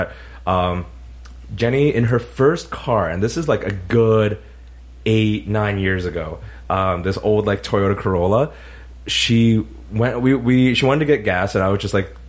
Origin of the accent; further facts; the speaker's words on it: Canada; We're Canadian.